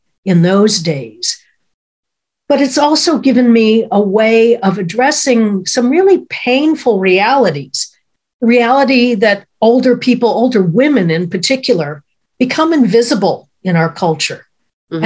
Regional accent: Chicago, Illinois, United States; I even ended up in my hometown studying at the Second City.

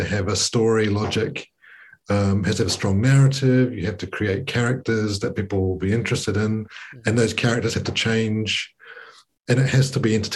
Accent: New Zealand; I'm from New Zealand

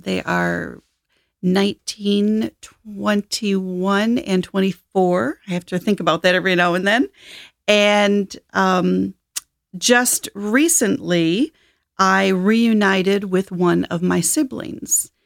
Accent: Michigan, United States; also born or lived in Detroit; I ended up adopted when I was eight as a single child in a farming town in Michigan, and had a great childhood

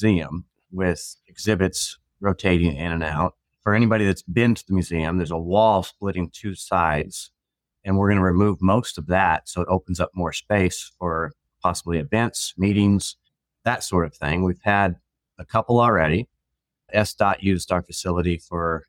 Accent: Seattle, Washington, United States; also born or lived in Mukilteo, Washington; I grew up in Fauntleroy

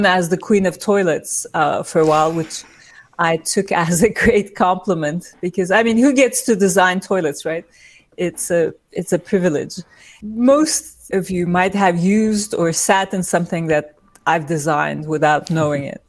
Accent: İzmir, Turkey; now in New York, United States; I was born in Turkey, in İzmir, and I grew up there

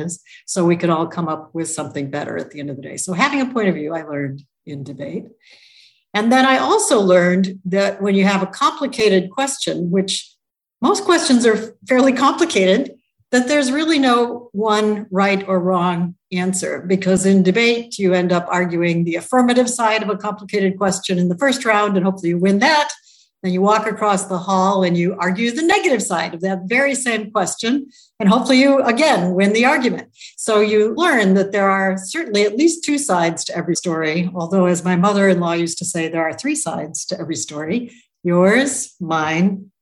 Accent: Toledo, Ohio, United States; I grew up in Toledo, Ohio

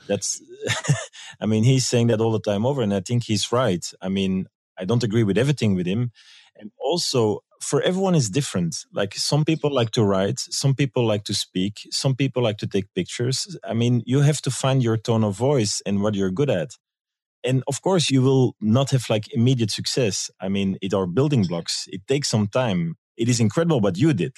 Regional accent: Belgium; moved away as an adult; now in New York, United States; I'm from Belgium

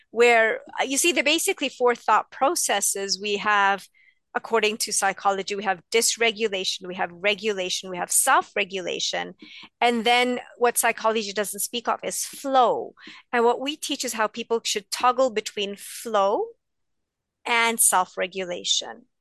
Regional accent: India; So I'm East Indian. We are supposed to love cooking, and I hate it.

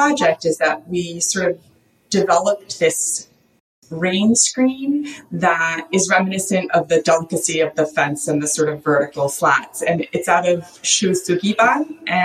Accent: East Coast, United States; what I grew up with on the East Coast

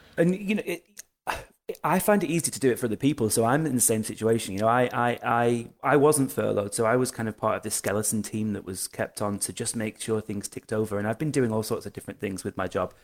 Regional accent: United Kingdom; we're British, we're British about it

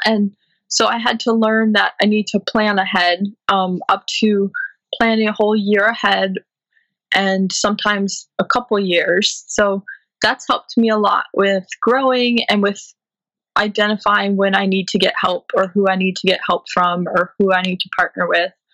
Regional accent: St. Louis, Missouri, United States; moved away as an adult; also born or lived in Illinois / Brooklyn, New York; now in New York City, United States; I was born in St. Louis and I grew up there

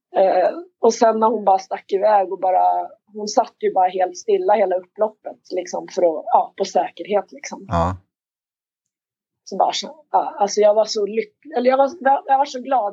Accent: Märsta, Stockholm County, Sweden; jag är uppväxt i Märsta, jag är ensam barn

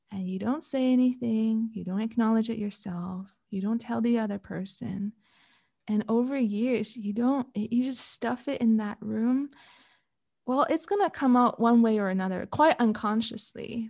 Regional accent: Canada; moved away as an adult; now in Switzerland; I'm Canadian

